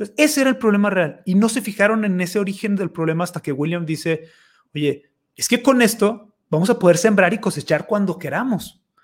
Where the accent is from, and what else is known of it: Mexico